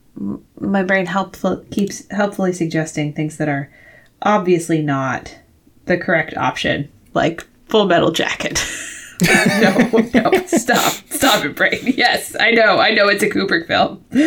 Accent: Worcester, Massachusetts, United States; 'cause it's my hometown.

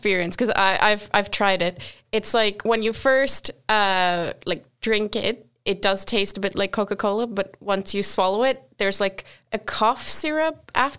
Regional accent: Portugal; because I'm from Portugal, which is technically a very Christian and quite religious country. But I, in my entire lifetime, I've probably been to church about 5 times because my family just isn't that religious.

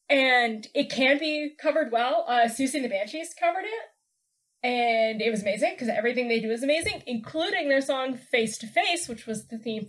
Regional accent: Oklahoma City, Oklahoma, United States; now in upstate New York, United States; hail from my hometown of Oklahoma City.

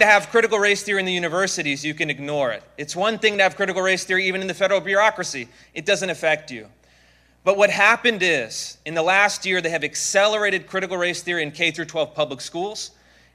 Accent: Seattle, Washington, United States; I come from the Seattle, Washington area in the slightly less free state of Washington.

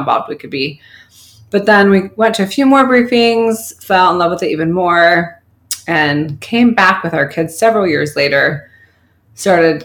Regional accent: Orange County, California, United States; I'm from Orange County

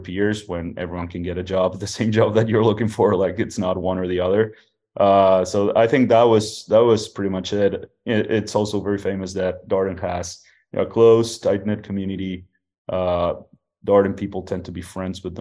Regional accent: Uruguay; also born or lived in Mexico City, Mexico; now in United States; I'm originally from Uruguay, South America

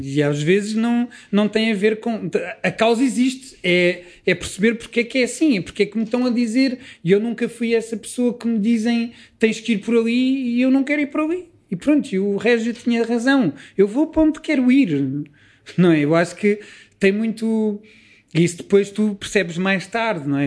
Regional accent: Lisbon, Portugal; eu cresci dentro dos preconceitos todos que Lisboa produzia nessa altura

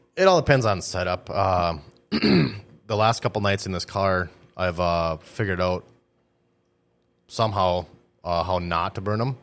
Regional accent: Greenbush, Minnesota, United States; I grew up in Greenbush

